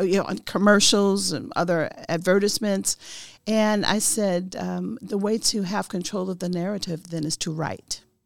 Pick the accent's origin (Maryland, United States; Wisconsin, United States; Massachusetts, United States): Wisconsin, United States; Milwaukee; I am Milwaukee born and raised